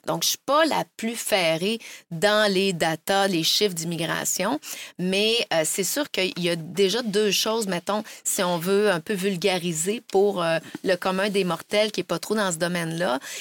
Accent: Quebec City, Quebec, Canada; also born or lived in France / Brazil; quand j'étais jeune, il n'y en avait pas à Québec

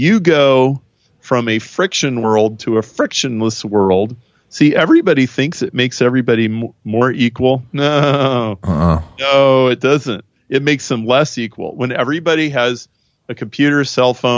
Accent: Nebraska, United States; I am from Nebraska

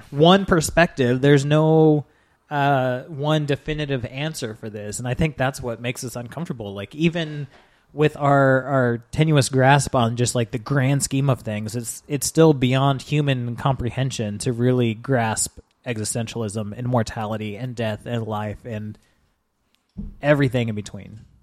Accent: United States; As an American

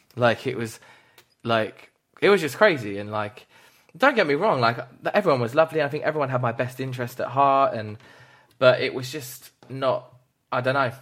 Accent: United Kingdom; as British people as well, we're all fucking that way

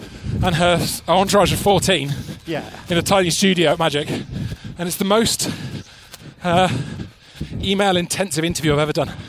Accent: South Wales, United Kingdom; moved away; I did 45 minutes yesterday back in my hometown, back in South Wales.

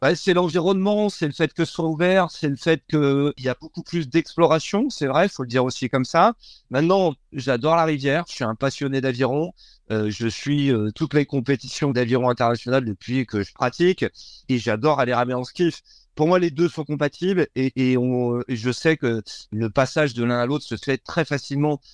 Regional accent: Brittany, France; je suis, un breton

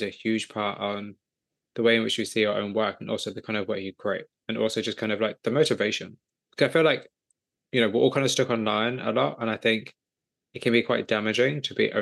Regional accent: England, United Kingdom; I'm just some guy from England

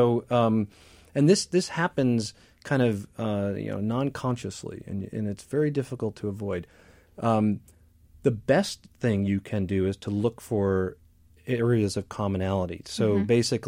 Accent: Midwest, United States; the idea that I grew up in the Midwest too.

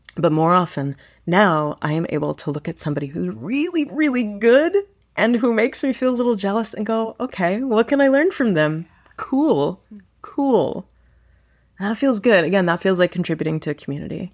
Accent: Toronto, Ontario, Canada; also born or lived in Vancouver; I was born and raised in Toronto, and I've lived other places, and I'm so happy that I've landed back here.

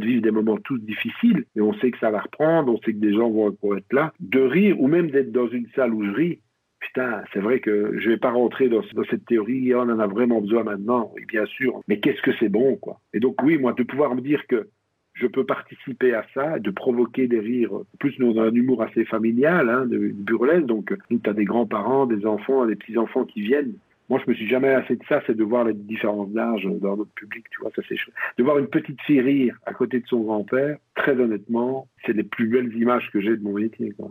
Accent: region of Liège, Wallonia, Belgium; on est originaire de la région de Liège, même si on n'est pas liégeois

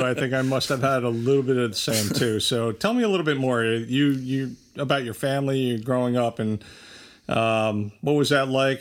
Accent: Bridgewater, New Jersey, United States; I grew up in Bridgewater, uh, which is a little bit away

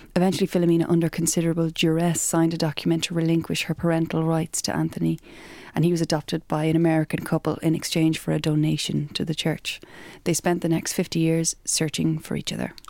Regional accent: Ireland; we're Irish

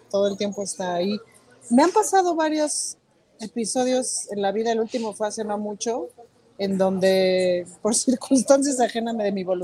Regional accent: Mexico; soy mexicana, estoy perdida.

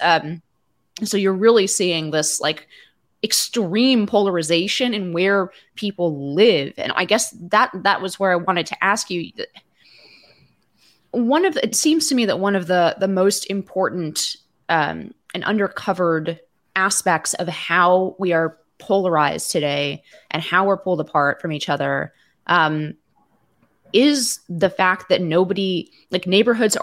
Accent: Palo Alto, California, United States; I grew up in Palo Alto, California

